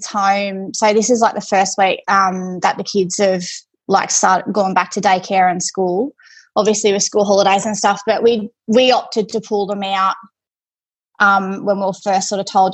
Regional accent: Forbes, New South Wales, Australia; I was born and raised in Forbes.

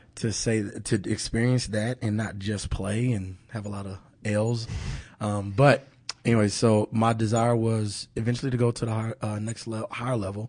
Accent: Kansas City, Missouri, United States; moved away as an adult; born and raised in Kansas City.

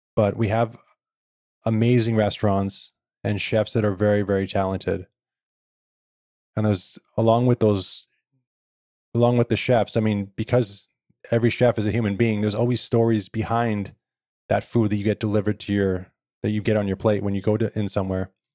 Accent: Victoria, British Columbia, Canada; I was born here in Victoria

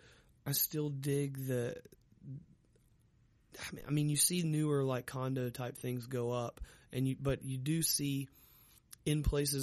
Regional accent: North Carolina, United States; moved away as an adult; now in Richmond, United States; And it was also the first time I'm living out of North Carolina.

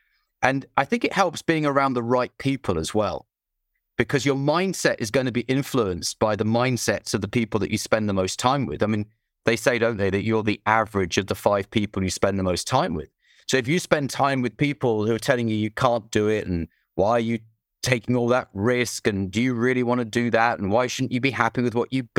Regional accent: United Kingdom; Oh, I don't swear. No, I'm British.

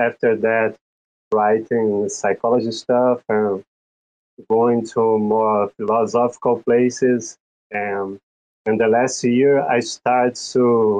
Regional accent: Brazil; first language Portuguese; English is a second language; Yes, I'm from Brazil, actually.

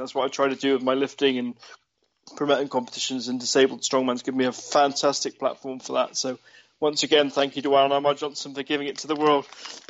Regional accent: Chard, South West England, United Kingdom; in Chard Guildhall in Somerset, in my hometown.

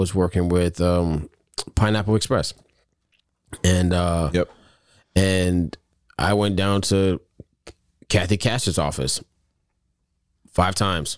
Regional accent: United States; we as American people

